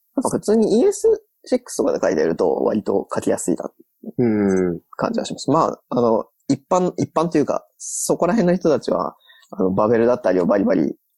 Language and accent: Japanese; Osaka, Japan; moved away; 大阪は地元なんで、地元に帰る気がない